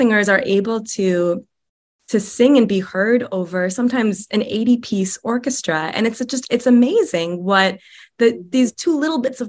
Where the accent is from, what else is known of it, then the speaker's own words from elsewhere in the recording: Chicago, Illinois, United States; also born or lived in upstate New York; now in Nebraska, United States; I moved here directly from upstate New York, but I'm from the Chicagoland area originally.